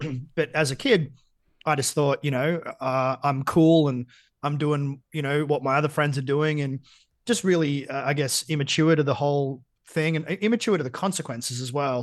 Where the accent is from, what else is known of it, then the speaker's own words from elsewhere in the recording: Geelong, Victoria, Australia; I grew up in Geelong